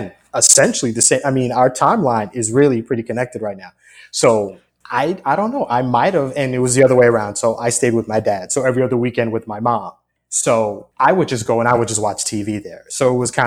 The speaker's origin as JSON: {"language": "English", "area": "Long Island", "region": "New York", "country": "United States", "tie": "born or raised there", "said": "growing up in Long Island, that's where I grew up"}